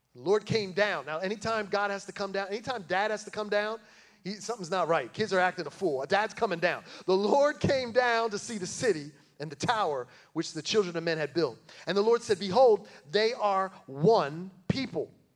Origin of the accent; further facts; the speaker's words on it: New Jersey, United States; moved away as an adult; now in Tennessee, United States; When I moved down here from New Jersey, my wife and I, we grew up in church together